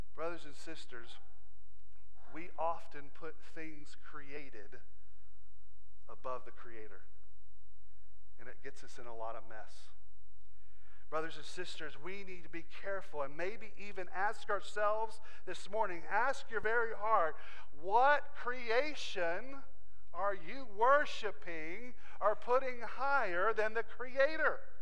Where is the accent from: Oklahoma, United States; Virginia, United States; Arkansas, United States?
Virginia, United States; Southwest; I'm just from Southwest Virginia